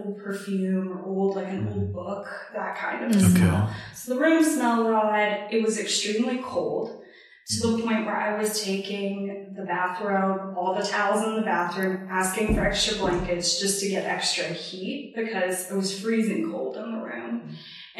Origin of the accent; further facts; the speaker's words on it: Texas, United States; moved away as an adult; also born or lived in Naples, Florida / Fort Worth, Texas; now in New York City, United States; I am from Texas originally. Grew up in both Florida and Texas